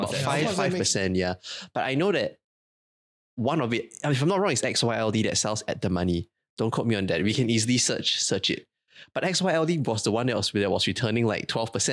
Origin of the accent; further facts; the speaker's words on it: Singapore; being Singaporean